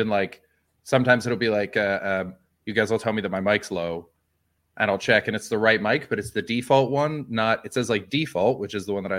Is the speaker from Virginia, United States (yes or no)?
no; Canadian, Texas, United States; It said I was from Canadian Texas.